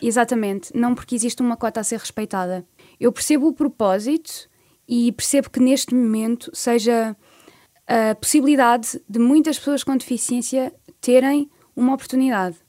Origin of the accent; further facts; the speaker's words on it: Alcobertas, Santarém District, Portugal; now in Lisbon, Portugal; eu venho claro. da Vila de Alcobertas, que é uma vila dentro do distrito de Santarém